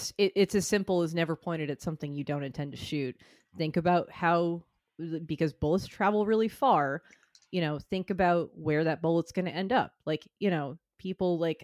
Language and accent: English; Northeast, United States; as a person who grew up in the liberal Northeast